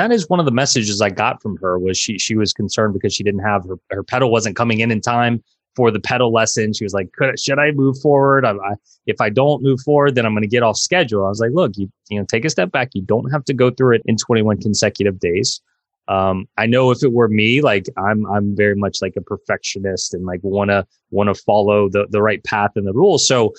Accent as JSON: {"language": "English", "town": "New Orleans", "region": "Louisiana", "country": "United States", "tie": "born or raised there", "said": "I was born and raised in New Orleans, which is the Big Easy."}